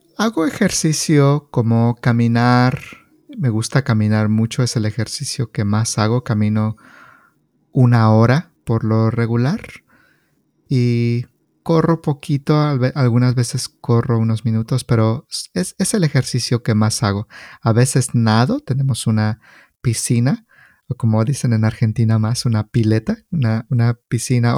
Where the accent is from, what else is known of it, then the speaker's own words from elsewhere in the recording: State of Mexico, Mexico; now in California, United States; Yo soy mexicano. Yo soy de un estado que se llama el Estado de México